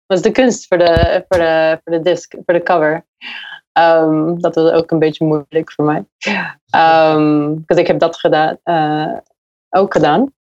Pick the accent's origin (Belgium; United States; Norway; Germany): United States; Dutch is a second language; moved away as an adult; now in Utrecht, Netherlands; Ja, ik kom uit Amerika. En ja, ik heb vier jaar geleden, ik ben vier jaar geleden naar Utrecht verhuisd.